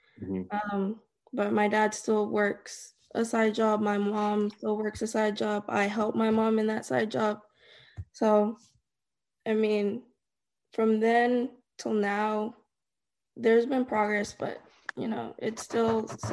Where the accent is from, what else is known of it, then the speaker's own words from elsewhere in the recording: Dallas, Texas, United States; also born or lived in Denver; I was born in Dallas. At some point, we moved to Denver. We came back. We stayed in Bridgeport, Decatur, Irving, Dallas.